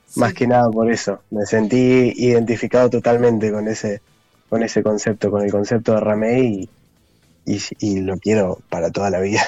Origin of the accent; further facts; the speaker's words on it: Cutral Có, Neuquén, Argentina; now in General Roca, Argentina; el bajista, el guitarrista líder y yo somos de Cutralco